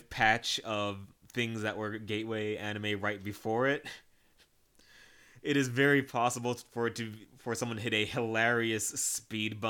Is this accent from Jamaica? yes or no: yes; Jamaica; despite being Jamaican